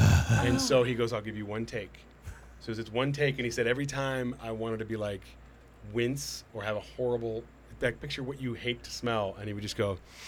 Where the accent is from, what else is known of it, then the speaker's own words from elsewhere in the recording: Chicago, Illinois, United States; moved away; I grew up in Chicago